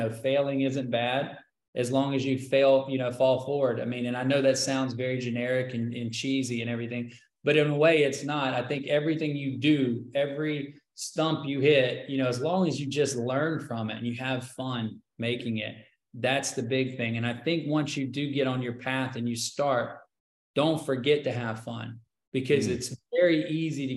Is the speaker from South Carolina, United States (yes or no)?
yes; South Carolina, United States; also born or lived in Hollywood; now in Los Angeles, United States; I come from South Carolina